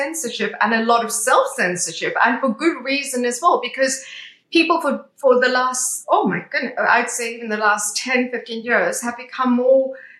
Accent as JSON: {"language": "English", "country": "South Africa", "tie": "born or raised there", "moved": "yes", "lives_now": "United Kingdom", "said": "being South African originally, I grew up under apartheid"}